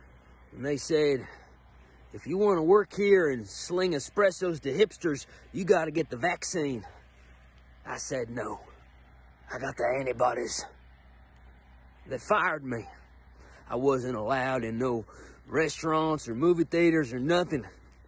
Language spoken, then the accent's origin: English; Brooklyn, New York, United States; I'm from Brooklyn, New York.